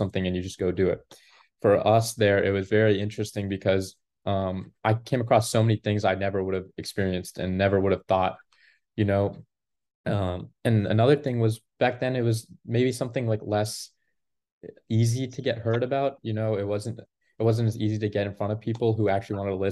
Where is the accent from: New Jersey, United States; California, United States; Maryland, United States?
Maryland, United States; I grew up in Maryland my whole life, a town about 40 minutes outside of Washington, D.C. and 40 minutes outside of Baltimore